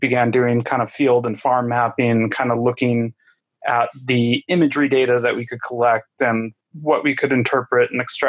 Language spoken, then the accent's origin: English; Michigan, United States; moved away as an adult; also born or lived in West Africa; now in Pacific Northwest, United States; I grew up in Michigan, got my degree from Michigan State.